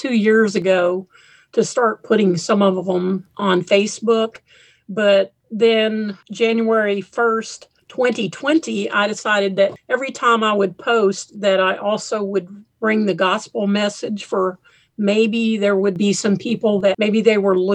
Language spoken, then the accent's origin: English; Texas, United States; moved away as an adult; also born or lived in Portland, Oregon; I grew up in Texas